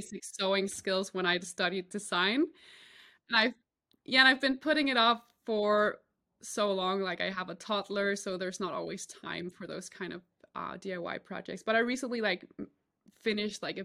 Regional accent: Denmark; I'm from Denmark

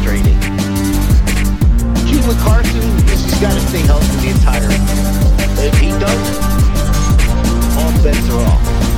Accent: Philadelphia, Pennsylvania, United States; I'm a Philly guy and I'm born and bred in Philadelphia

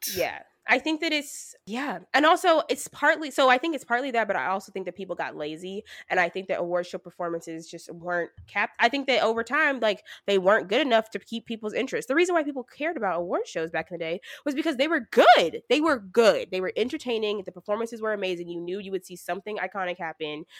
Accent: the South, United States; moved away; I'm from the South

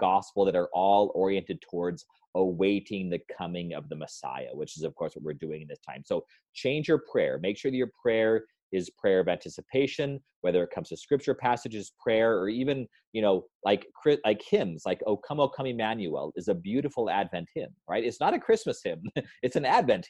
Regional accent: New Mexico, United States; That's what we grew up on in New Mexico

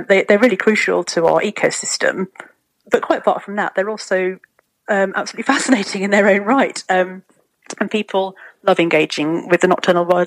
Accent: Mid Wales, United Kingdom; I grew up in Mid Wales

